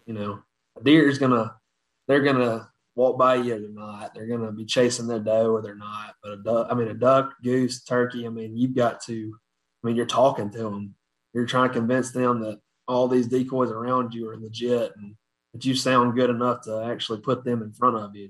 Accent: Batesville, Mississippi, United States; I was born in a town called Batesville, or that's where I grew up, Batesville, Mississippi

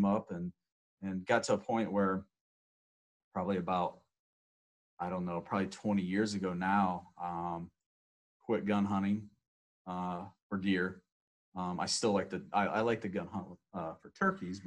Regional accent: 45 minutes south of Cleveland, Ohio, United States; also born or lived in north of Columbus, Ohio; born and raised in Ohio. Grew up probably 45 minutes south of Cleveland.

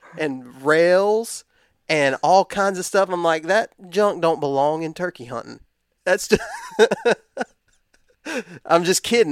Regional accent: West Texas, United States; I grew up in West Texas

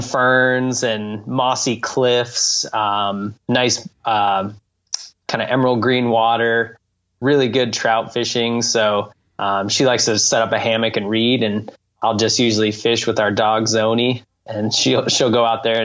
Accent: Santa Fe, New Mexico, United States; I grew up in Santa Fe, New Mexico, high desert city in northern New Mexico

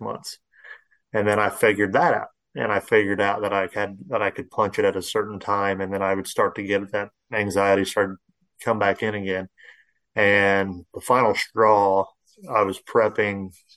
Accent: Central Illinois, United States; I grew up here in Central Illinois

